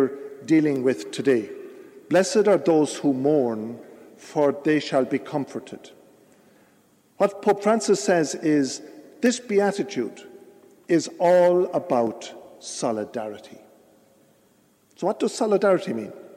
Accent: Ireland; we Irish people

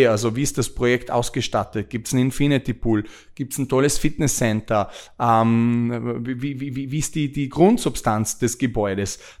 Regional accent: Austria; now in Dubai, United Arab Emirates; Wir sind von Österreich nach Dubai gezogen, um eben dort zu arbeiten

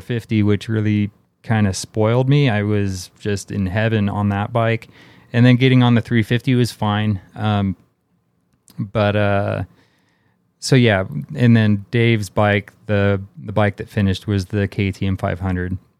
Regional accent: Bay Area, California, United States; I grew up in the Bay Area in California

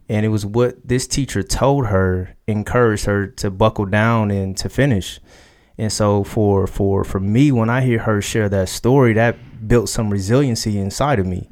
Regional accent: Dayton, Ohio, United States; now in Columbus, United States; I was born in Dayton, Ohio.

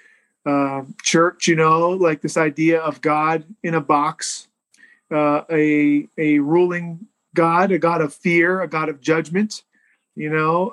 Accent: Newville, Pennsylvania, United States; south central Pennsylvania, small town called Newville, Pennsylvania, outside of Harrisburg

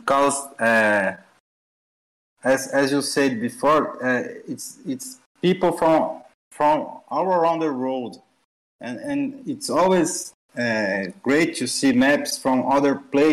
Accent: São Paulo, Brazil; English is a second language; Cidade de São Paulo. That is my hometown there

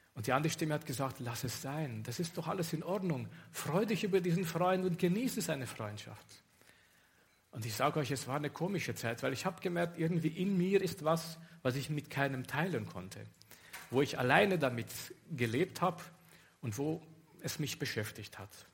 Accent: Romania; moved away as an adult; ich komme aus Rumänien

